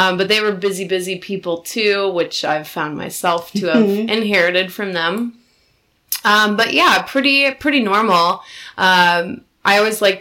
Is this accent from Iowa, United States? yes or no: yes; Cedar Falls, Iowa, United States; I grew up in Cedar Falls, Iowa, which is only about an hour and a half north of here